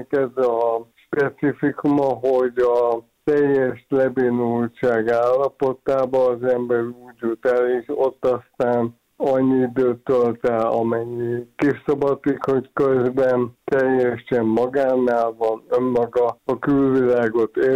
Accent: Hungary

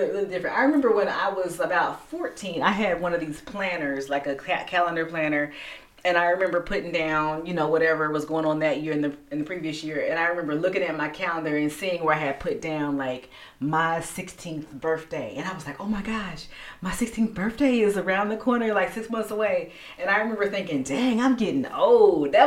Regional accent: United States; as an American culture

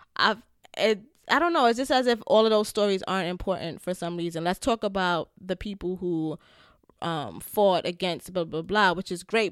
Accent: United States; a Black American who's very prideful in being Black

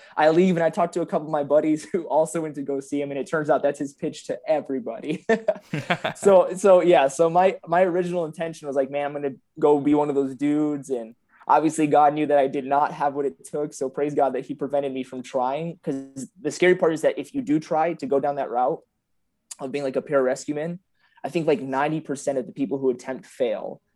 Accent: San Antonio, Texas, United States; also born or lived in Michigan; So I claim San Antonio 'cause I moved here, uh, when I was eight, but I, I started in Michigan, funny enough. I grew up in Bethesda, but I moved when I was eight years old.

